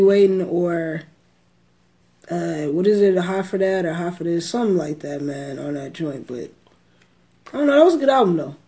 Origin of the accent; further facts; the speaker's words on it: Texas, United States; I'm from Texas